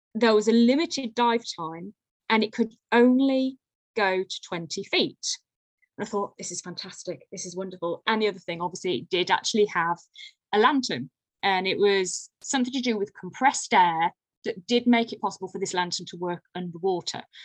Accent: Lichfield, West Midlands, United Kingdom; I'm from Lichfield in Staffordshire, so a Georgian city.

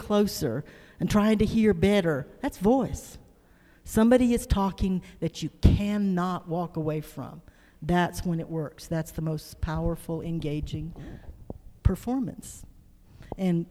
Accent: the South, United States; growing up in the South

